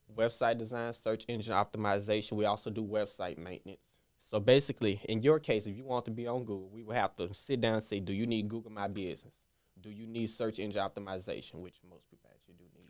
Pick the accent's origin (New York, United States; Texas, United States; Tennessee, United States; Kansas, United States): Tennessee, United States; Memphis; I grew up in all areas of Memphis, Frazier, Raleigh, Hickory Hill